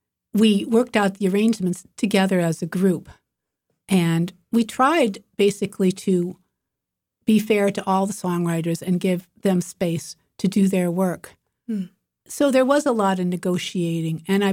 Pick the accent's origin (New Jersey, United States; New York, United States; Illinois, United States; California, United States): Illinois, United States; now in Boston, United States; Well, I'm originally from Illinois, and I came here to go to Berklee College of Music. And Boston is about as different from where I grew up in the suburbs of Chicago, as you can imagine.